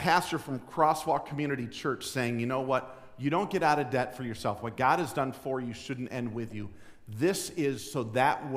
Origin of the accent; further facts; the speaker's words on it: New Jersey, United States; I was born in New Jersey